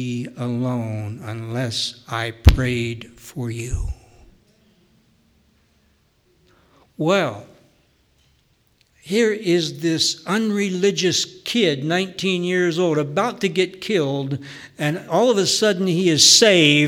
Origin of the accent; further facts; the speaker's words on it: near Milton, Pennsylvania, United States; there's a little dot on that map called Milton, Pennsylvania, and that's a place close to my hometown, about 10 miles from where I grew up